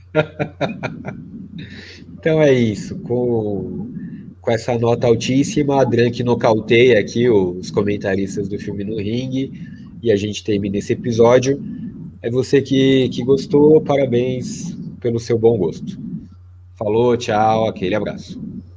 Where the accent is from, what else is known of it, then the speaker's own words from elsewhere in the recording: Brazil; Eu sou brasileiro, é, com muito orgulho, com muito amor